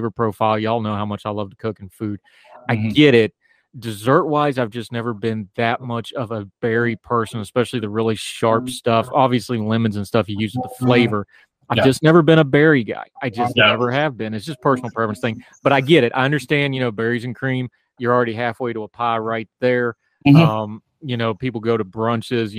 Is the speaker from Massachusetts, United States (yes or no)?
no; West Virginia, United States; when you're a little kid growing up in West Virginia and you got to go blackberry picking